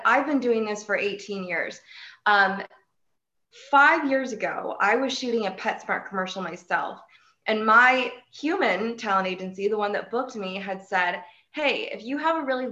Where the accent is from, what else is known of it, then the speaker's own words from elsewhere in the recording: Mansfield, Ohio, United States; now in Cleveland, United States; I live in Cleveland, Ohio, although I may be moving to Mansfield, my hometown, but I've been in Cleveland for the last 6 years